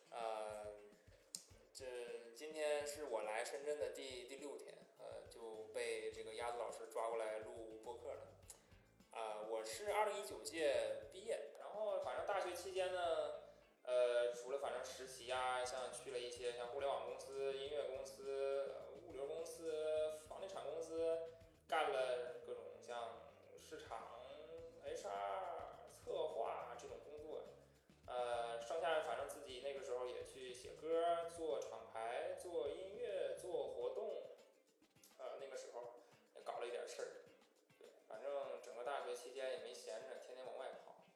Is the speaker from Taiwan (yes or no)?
no; Liaoning, China; accent: Northeastern Mandarin; 我口音不就是这样吗？我这不就是东北话吗？